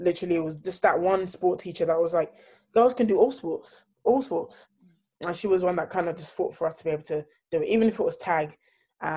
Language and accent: English; Erith, London, United Kingdom; also born or lived in Lagos, Nigeria / Lewisham; I grew up in Kent in Erith